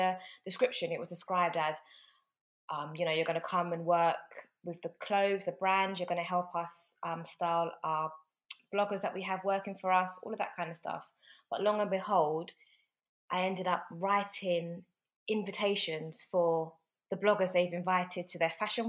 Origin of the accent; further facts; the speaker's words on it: London, United Kingdom; also born or lived in North Carolina / Tennessee; I'm born and raised in London, still in London now, but I'm from South London, a place called Putney. That's where I was born and raised.